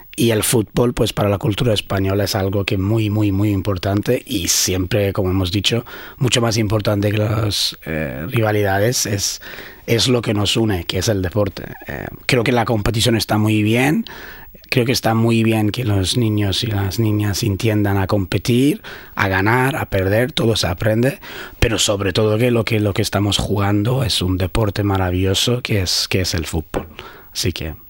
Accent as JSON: {"language": "Spanish", "country": "Sweden", "tie": "born or raised there", "also_born_or_lived": "Iran / Brazil / Barcelona, Spain", "second_language": "Spanish", "moved": "yes", "lives_now": "Brisbane, Australia", "said": "Con ocho años fuimos a Suecia, donde crecí ahí."}